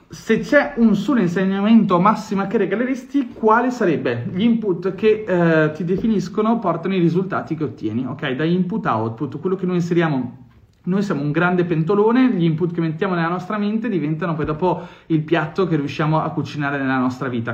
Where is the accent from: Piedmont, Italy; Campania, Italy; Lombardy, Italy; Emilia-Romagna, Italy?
Emilia-Romagna, Italy; Ferrara; Io sono nato a Ferrara